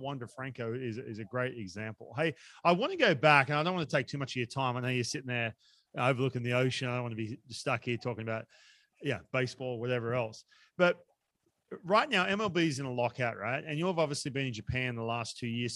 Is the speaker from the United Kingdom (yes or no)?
no; Australia; now in United States; I was growing up in Australia